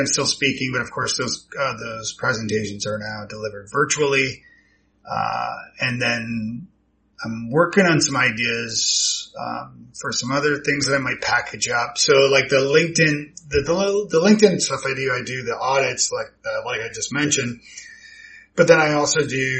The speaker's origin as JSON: {"language": "English", "town": "Toronto", "region": "Ontario", "country": "Canada", "also_born_or_lived": "Ireland / Scotland", "moved": "as an adult", "lives_now": "Nashville, United States", "said": "I'm from, Toronto originally. So yeah, moved to Nashville in 07, I think it was."}